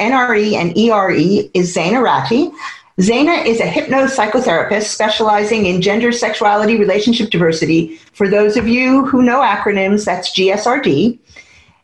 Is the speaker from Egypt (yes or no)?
no; United States; now in United Kingdom; as an American born